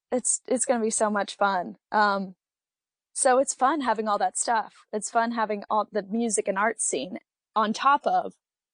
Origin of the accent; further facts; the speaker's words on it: Kentucky, United States; I played soccer in high school, because I'm from Western Kentucky, and we've got the rivers and we've got, you know, some mountains in the east